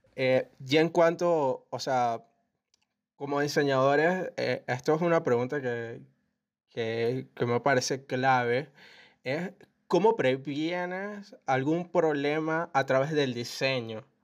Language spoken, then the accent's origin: Spanish; Valencia, Carabobo, Venezuela; yo que soy de Valencia